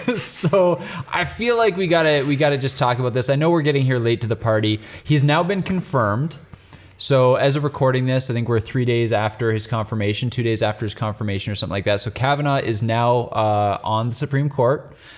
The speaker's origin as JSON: {"language": "English", "country": "Canada", "said": "And we're Canadian."}